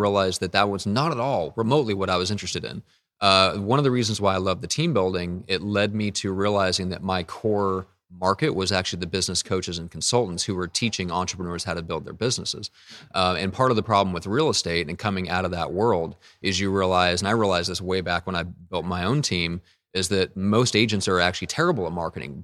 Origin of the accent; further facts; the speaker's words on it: Midwest, United States; moved away as an adult; now in San Diego, United States; I am from the Midwest, and so I, I never learned, I've only been out here in San Diego for, you know, around the same time as when I started the business, so three plus years